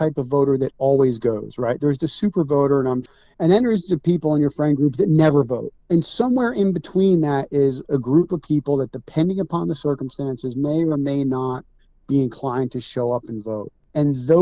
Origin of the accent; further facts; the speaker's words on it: New Jersey, United States; I grew up in Jersey. I have a family home at the Jersey Sewer